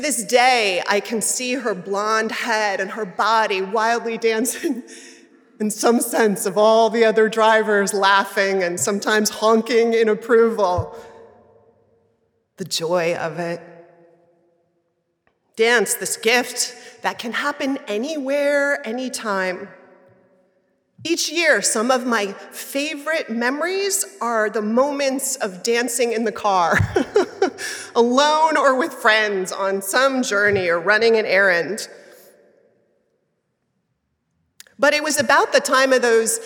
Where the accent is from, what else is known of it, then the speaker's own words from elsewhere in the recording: New York City, New York, United States; I grew up in Manhattan